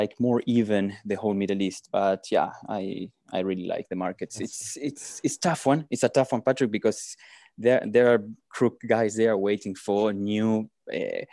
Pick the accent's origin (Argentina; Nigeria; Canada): Argentina; moved away as an adult; now in South Africa; I'm originally from Argentina, but we came here almost 12 years ago.